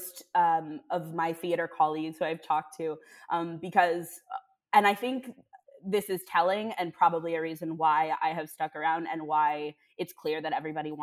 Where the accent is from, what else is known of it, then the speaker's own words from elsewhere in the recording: Palo Alto, California, United States; I'm from the Bay Area and from Palo Alto.